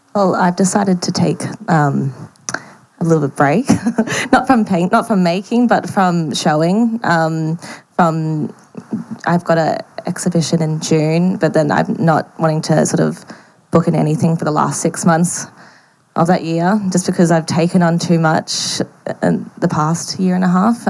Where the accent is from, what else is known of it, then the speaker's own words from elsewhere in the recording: Brisbane, Queensland, Australia; I grew up in Brisbane